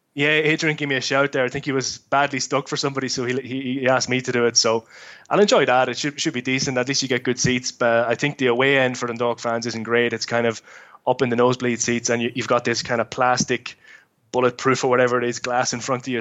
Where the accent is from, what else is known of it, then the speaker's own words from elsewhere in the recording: Dundalk, County Louth, Ireland; moved away; I'm obviously born and bred in Dundalk.